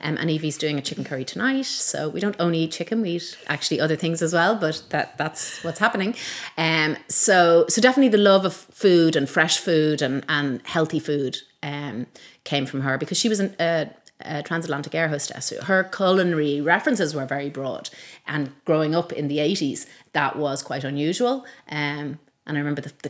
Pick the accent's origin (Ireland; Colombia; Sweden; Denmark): Ireland; Malahide, Leinster; also born or lived in Donegal / Manchester; I grew up in Malahide. I was born in Donegal because my dad was working for the bank up there at the time.